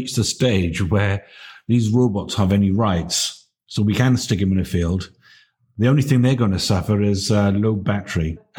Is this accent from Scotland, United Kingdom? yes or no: no; Barry, Wales, United Kingdom; I grew up in Barry.